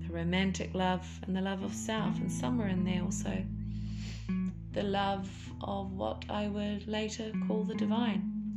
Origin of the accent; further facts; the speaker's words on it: Auckland, New Zealand; moved away as an adult; I was raised in Auckland, New Zealand, by a Kiwi dad and a Welsh mother